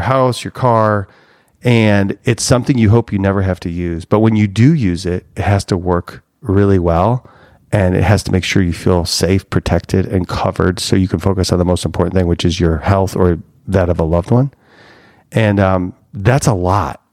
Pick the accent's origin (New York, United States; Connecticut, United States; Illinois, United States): Illinois, United States; Cary; I grew up in Chicagoland, Northwest suburbs